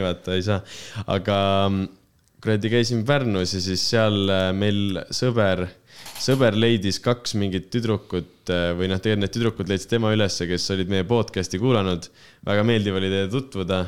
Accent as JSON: {"language": "Estonian", "country": "Estonia", "said": "mina kui lihtne eestlane"}